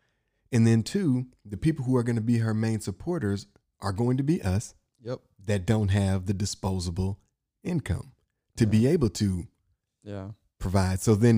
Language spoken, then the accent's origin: English; Inkster, Michigan, United States; I'm from Inkster, so not Flint, but I have family that was from Flint.